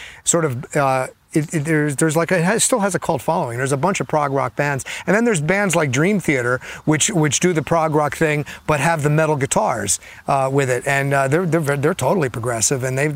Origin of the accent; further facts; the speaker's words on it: New Jersey, United States; when I was growing up in New Jersey